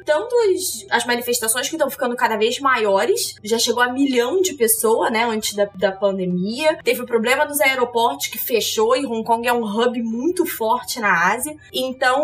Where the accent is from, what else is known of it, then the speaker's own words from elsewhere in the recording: Rio de Janeiro, Brazil; eu sou carioca